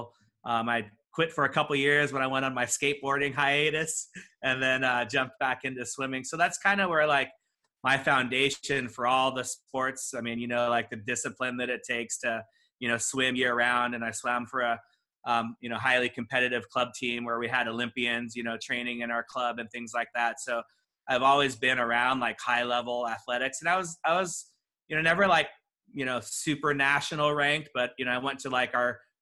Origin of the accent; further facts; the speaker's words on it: Walnut, California, United States; I grew up inland in a little town called Walnut.